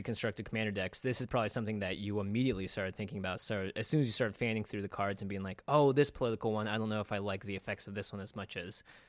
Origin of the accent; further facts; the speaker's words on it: Seattle, Washington, United States; we grew up in Seattle, too.